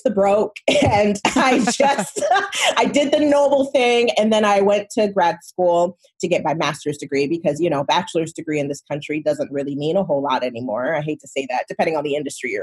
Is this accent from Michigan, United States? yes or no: yes; Michigan, United States; moved away as an adult; also born or lived in Nigeria; now in California, United States; I grew up in Michigan. I grew up in the United States, but I was born in Nigeria.